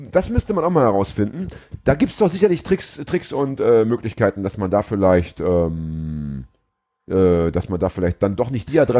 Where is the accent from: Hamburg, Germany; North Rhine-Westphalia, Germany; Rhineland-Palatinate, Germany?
Hamburg, Germany; wir haben jetzt gerade aufgedeckt, dass ich als Hamburger ohne Internetzugang und ohne Computertechnik keinen Termin mehr beim Amt bekomme